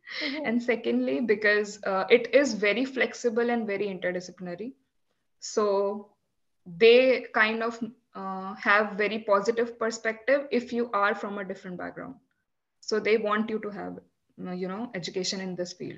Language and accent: English; Delhi, India; first language Hindi; English is a second language; moved away as an adult; now in Iceland; So my mother tongue is Hindi. I come from North India, specifically the capital of India, Delhi.